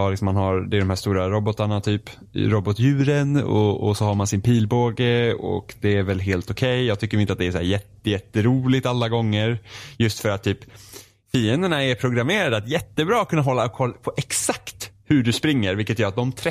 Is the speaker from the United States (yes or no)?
no; Finland; Swedish is a second language; Jag är finne, svenska är svårt för mig.